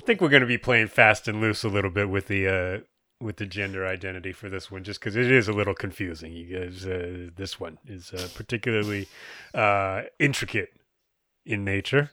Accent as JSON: {"language": "English", "country": "United States"}